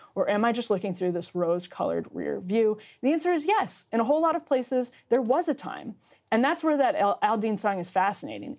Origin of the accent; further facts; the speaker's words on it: Wisconsin, United States; now in Washington, D.C., United States; the 7,000 person city that I grew up in in Wisconsin